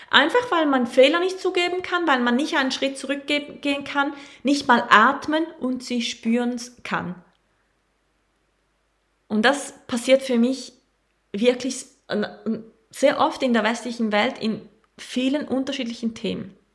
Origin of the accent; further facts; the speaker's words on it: Costa Rica; Ich komme aus Costa Rica.